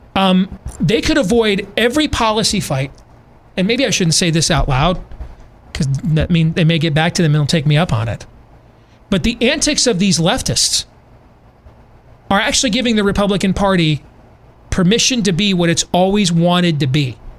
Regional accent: Iowa, United States; my home state

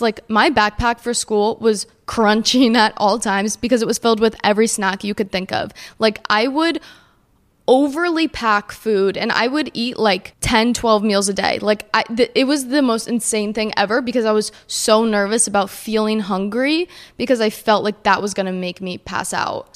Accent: New Jersey, United States; I grew up in New Jersey

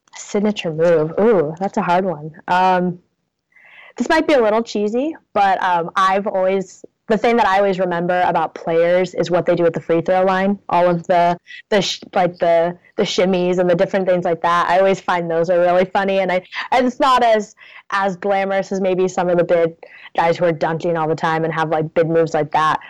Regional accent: Portland, Oregon, United States; moved away as an adult; now in Ithaca, United States; I'm originally from Portland

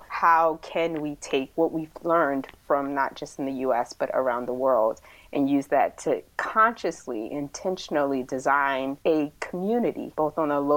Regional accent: Philadelphia, Pennsylvania, United States; I was born in Philadelphia, so the city of brotherly love and sisterly affection. And it was such a great experience growing up there in the 80s

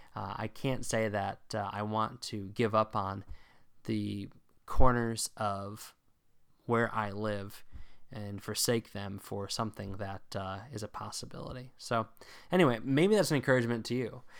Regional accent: Northern Virginia, United States; also born or lived in Illinois; I spent most of my formative years and especially my formative fly fishing years in Northern Virginia.

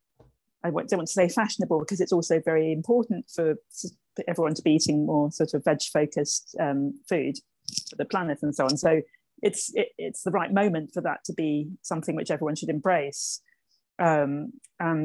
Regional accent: Birmingham, West Midlands, United Kingdom; now in London, United Kingdom; I grew up in Birmingham in the 1970s.

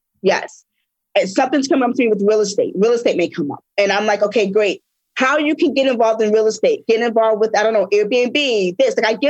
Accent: New York, United States; I'm from New York.

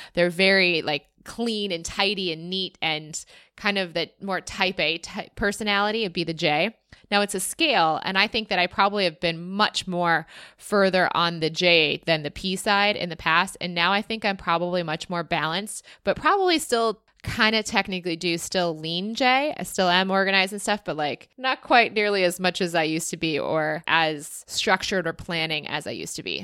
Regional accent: United States; as an American citizen

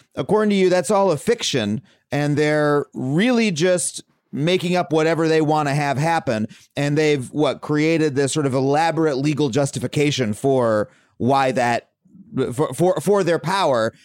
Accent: Wading River, New York, United States; I grew up in a town called Wading River

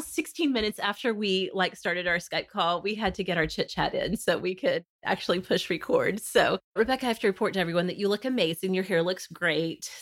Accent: Oklahoma, United States; born or raised there

